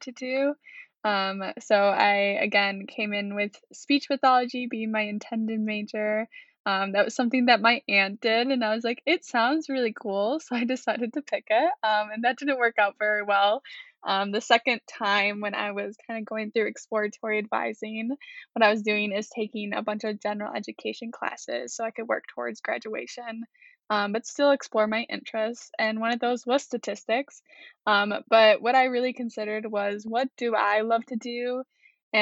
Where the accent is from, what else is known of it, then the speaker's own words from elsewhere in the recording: Macomb, Michigan, United States; moved away as an adult; now in Kalamazoo, United States; I'm from Macomb, Michigan, so about an hour or 2.5 hours away from Kalamazoo.